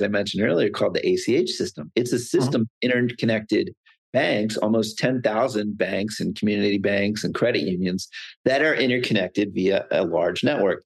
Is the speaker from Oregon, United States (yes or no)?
no; Pennsylvania, United States; I'm from Pennsylvania